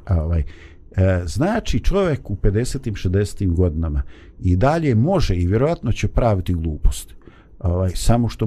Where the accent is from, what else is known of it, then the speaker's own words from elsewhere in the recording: Bosnia & Herzegovina; ovdje kod nas u Bosni